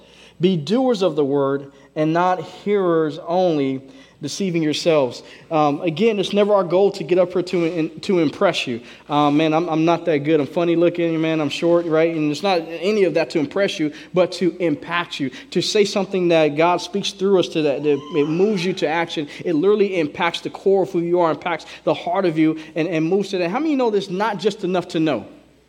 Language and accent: English; Southern United States, United States; now in Washington State, United States; You know, we're from the South, man. And I didn't have road rage until I moved up here.